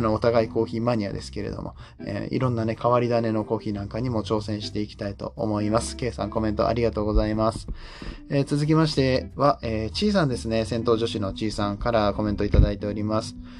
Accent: Nagoya, Aichi, Japan; 僕は名古屋の出身

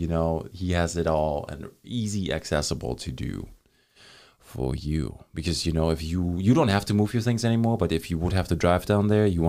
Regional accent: Germany; moved away; I'm from Germany

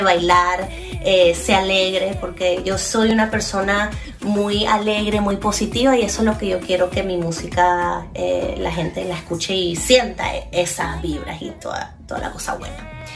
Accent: Venezuela; now in Miami, United States; soy una cantante venezolana de Miami

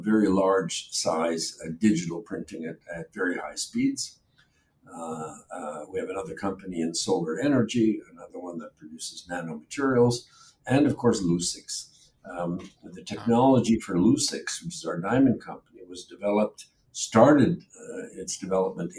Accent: Canada; moved away as an adult; also born or lived in Poland / Germany / England; now in Israel; spent the first couple of years of my life in a refugee camp in Germany. And then my parents moved to Canada. So I grew up in Canada

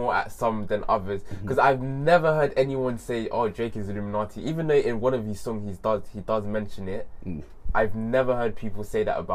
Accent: Senegal; I'm from Senegal

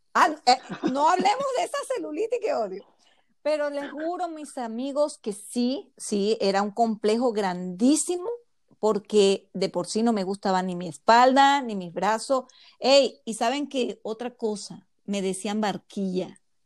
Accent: Zulia, Venezuela; moved away as an adult; now in Dallas, United States; llegué de Venezuela, eh, viví en el estado Zulia

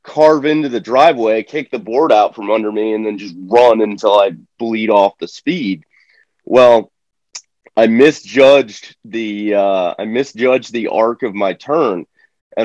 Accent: Florida, United States; I was born in Florida. And so I grew up like fishing

